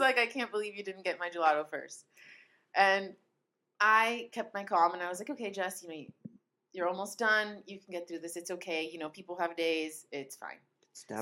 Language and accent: English; Italy; moved away; as a child growing up in Italy